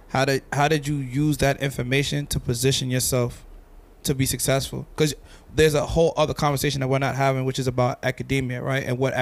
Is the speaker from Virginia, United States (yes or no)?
no; Los Angeles, California, United States; I'm from LA, yeah.